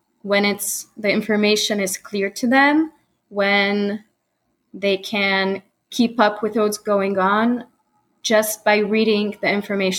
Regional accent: Poland; first language Polish and English; moved away as an adult; now in United States; I was born in the US. However, later I was schooled in Europe. I'm a Polish American, and both languages are my native language

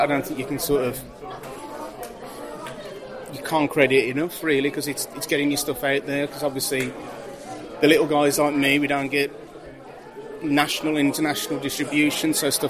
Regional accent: West Bromwich, West Midlands, United Kingdom; I was never a teenager in New York. I grew up in West Bromwich. And this is where it's set.

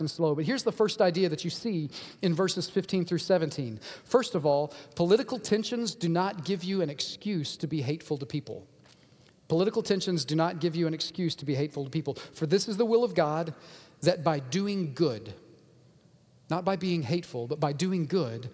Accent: United States; this freedom that I have as an American

